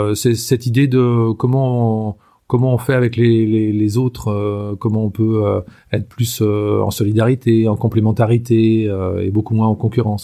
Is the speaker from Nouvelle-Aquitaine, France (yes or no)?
no; Anjou, Pays de la Loire, France; je suis originaire de euh, vraiment de la région, quoi. Hein. Euh, je suis né en Anjou et en fait, je, vis toujours en Anjou